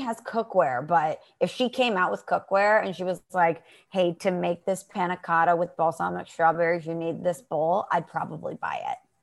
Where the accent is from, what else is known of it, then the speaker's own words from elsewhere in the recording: Midwest, United States; I'm from the Midwest